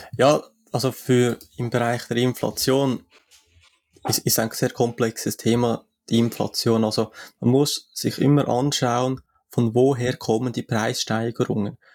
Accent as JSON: {"language": "German", "country": "Switzerland", "said": "für mich als Schweizer"}